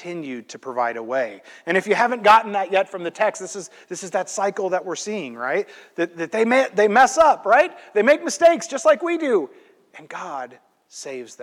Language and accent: English; Midwest, United States; I'm from the Midwest